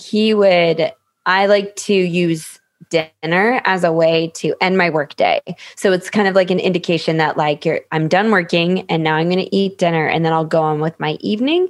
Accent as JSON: {"language": "English", "region": "Minnesota", "country": "United States", "tie": "born or raised there", "also_born_or_lived": "Phoenix", "moved": "yes", "said": "I grew up in Minnesota"}